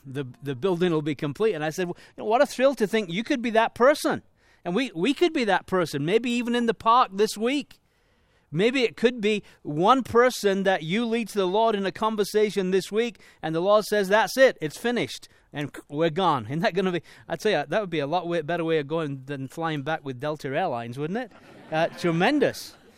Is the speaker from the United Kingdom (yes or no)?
yes; Leeds, Yorkshire and the Humber, United Kingdom; moved away; I was born in Leeds, in England